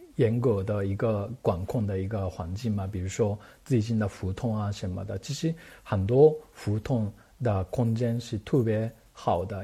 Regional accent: Japan; Chinese is a second language; moved away as an adult; now in Beijing, China; 因为我是日本人嘛

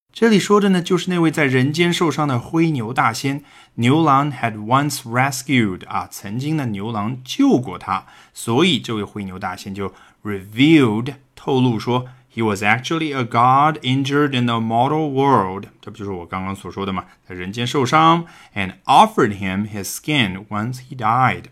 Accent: China; 我们中国人古代看的是农历

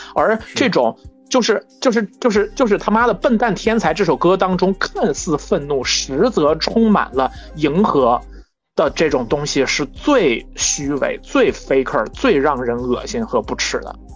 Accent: China; 我们中国人

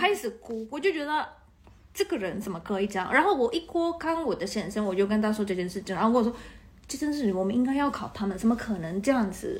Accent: Taiwan; now in Netherlands; 我我是刚刚从台湾来的，我我的头脑还在台币的

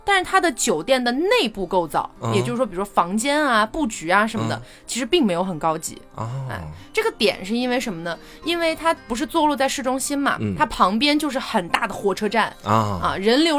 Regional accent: Chongqing, China; also born or lived in Chengdu, Sichuan / Hangzhou / Beijing; 我小时候在什么重庆、成都也是能看到流浪汉，

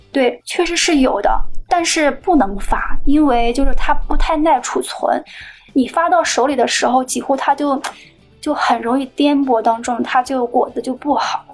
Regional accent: Yantai, Shandong, China; now in Shanghai, China; 我家乡因为山东烟台海洋

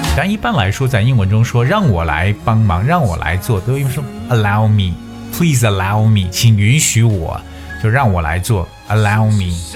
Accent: China; 我们中国人在讲话的时候，可能就是要字正腔圆

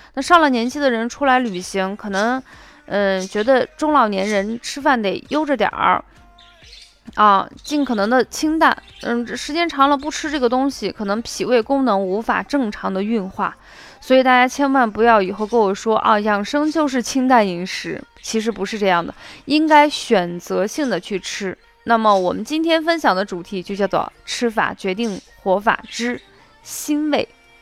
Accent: Shaanxi, China; 我们陕西人来说，我们最喜欢吃的东西就是面食

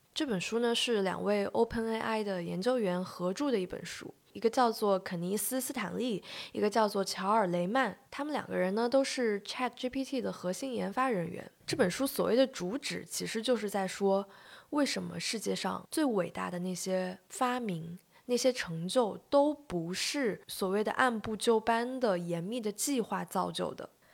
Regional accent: China; 我们中国人特别爱，有时候特别爱强调，比如说科班出身

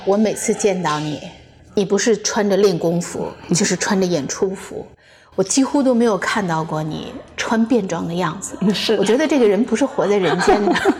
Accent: Beijing, China; moved away as an adult; now in Los Angeles, United States; 我们都来自北京

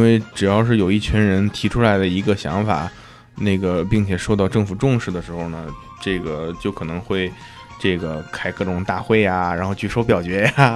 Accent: China; now in United States; 我们中国人

